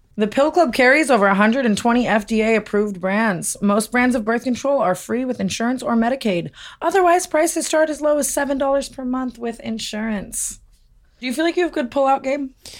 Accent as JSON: {"language": "English", "town": "Las Vegas", "region": "Nevada", "country": "United States", "tie": "born or raised there", "said": "growing up in Vegas"}